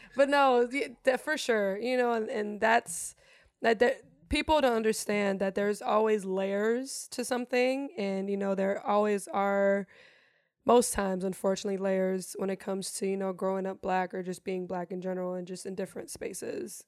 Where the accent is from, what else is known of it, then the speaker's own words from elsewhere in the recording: Germany; English is a second language; now in United States; I'm German, born and raised in Germany. English is my second language.